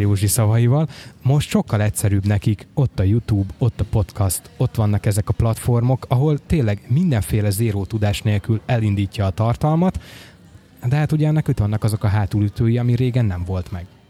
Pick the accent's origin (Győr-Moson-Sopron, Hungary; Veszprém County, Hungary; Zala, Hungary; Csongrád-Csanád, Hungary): Veszprém County, Hungary; Nagyvázsony; moved away; otthon Nagyvázsonyban